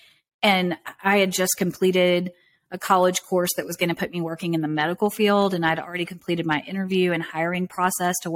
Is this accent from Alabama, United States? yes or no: yes; Southern Alabama, United States; I grew up in Southern Alabama, kind of in a really rural backwoods kind of area